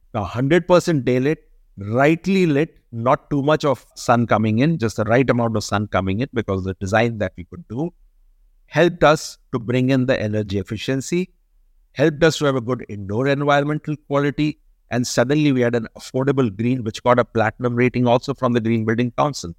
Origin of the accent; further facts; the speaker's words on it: India; we are a country which get more than three hundred days of daylighting